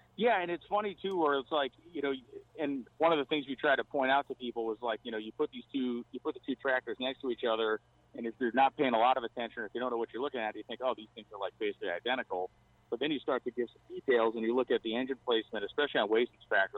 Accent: Massachusetts, United States; I grew up in Massachusetts, still live there

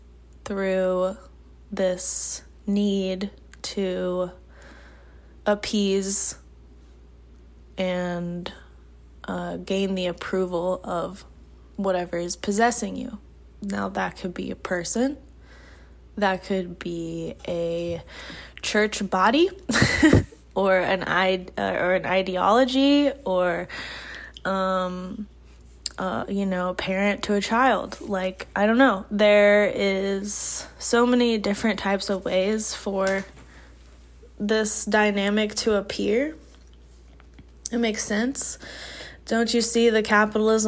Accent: Midwest, United States; growing up in the Midwest, in a very normal church

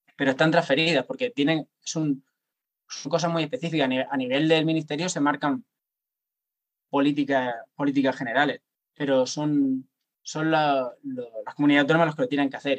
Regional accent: Cartagena, Region of Murcia, Spain; yo soy de Cartagena

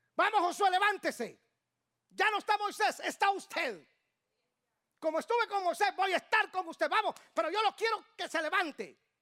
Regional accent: Guatemala; now in Atlanta, United States; De Guatemala

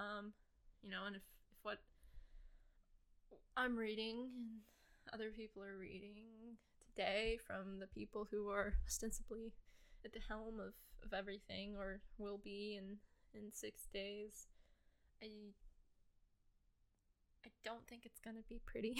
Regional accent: United States; born and raised in the United States, gonna live in the United States probably until

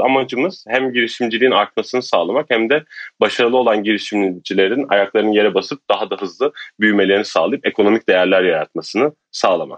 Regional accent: Turkey; bir Türk olarak

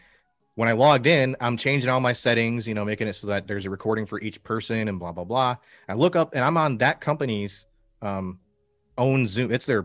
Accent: St. Clair River, across from Sarnia, Michigan, United States; moved away as an adult; also born or lived in South Carolina / Southern California; now in Central Pennsylvania, United States; I grew up right on a river, the St. Clair River, which is right across. Oh, nice. So Sarnia was right next to me when I woke up every day.

